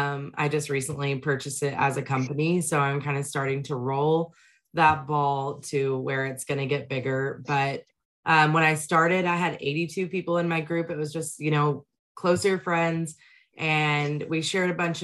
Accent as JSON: {"language": "English", "region": "Texas", "country": "United States", "said": "I'm from Texas"}